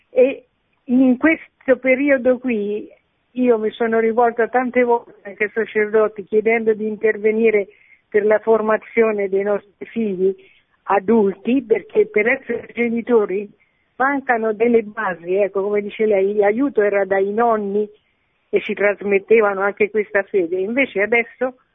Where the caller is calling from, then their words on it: Tuscany, Italy; Parlo da Toscana.